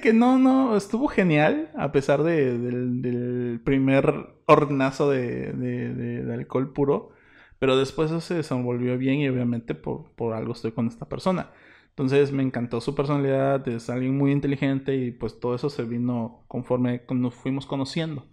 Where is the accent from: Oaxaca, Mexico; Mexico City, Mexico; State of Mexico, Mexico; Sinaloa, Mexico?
Oaxaca, Mexico; Isthmus of Tehuantepec; somos del Ixmo